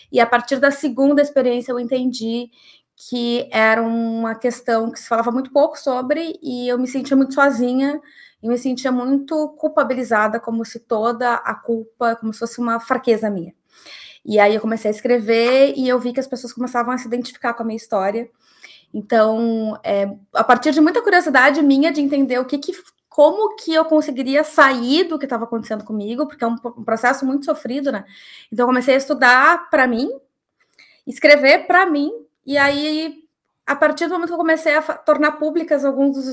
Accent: Rio Grande do Sul, Brazil; como eu sou gaúcha, eu vou dizer uma baita antecedência.

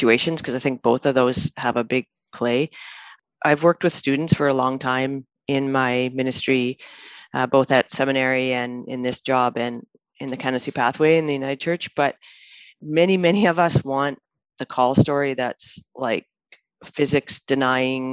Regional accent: Manitoba, Canada; moved away as an adult; now in Vancouver, Canada; I grew up in Manitoba

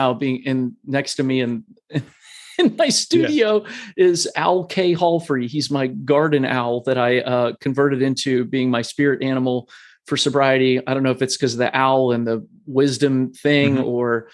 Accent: Columbus, Ohio, United States; I was born and raised in Columbus, Ohio

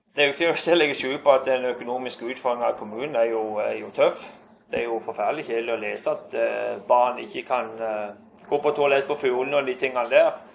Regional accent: Skjernøy, Agder, Norway; jeg har så mange gode minner fra, fra oppveksten på Skjernesøy

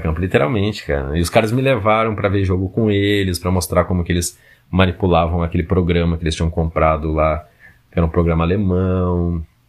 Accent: Porto Alegre, Rio Grande do Sul, Brazil; also born or lived in São Paulo; now in Manaus, Brazil; eu sou de Porto Alegre

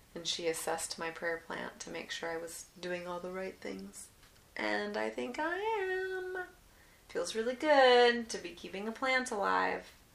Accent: Alaska, United States; I was born in Alaska

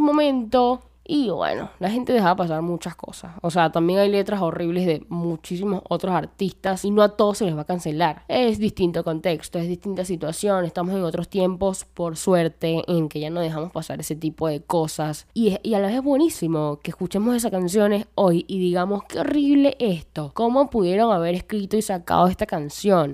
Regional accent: Venezuela; Yo soy de Venezuela

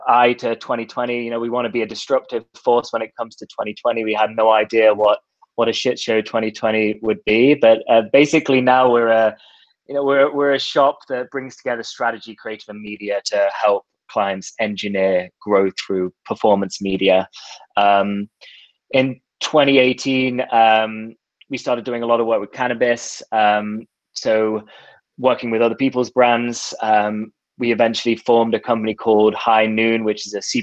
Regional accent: England, United Kingdom; also born or lived in Australia; now in Toronto, Canada; I was born in Australia, raised in England, and now live in Toronto

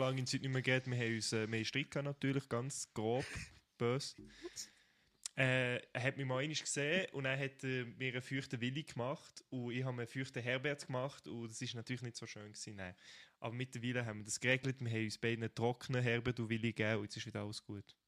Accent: Fribourg, Switzerland; moved away as an adult; now in Bern, Switzerland; Ich bin ja eigentlich Freiburger, ich komme aus Freiburg

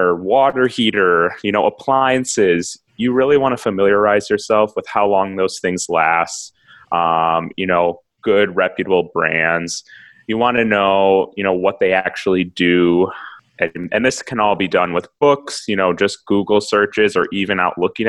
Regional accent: Milwaukee, Wisconsin, United States; also born or lived in Minneapolis; I'm from Milwaukee

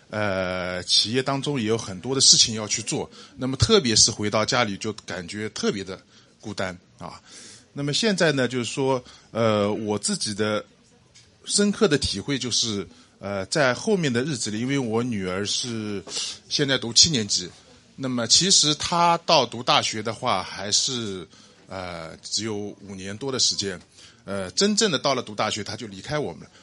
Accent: Hangzhou, Zhejiang, China; 我来自杭州，今天早上从杭州赶过来啊。 呃，现在的状态呢是这样，就是，呃，我老婆跟小孩都在美国

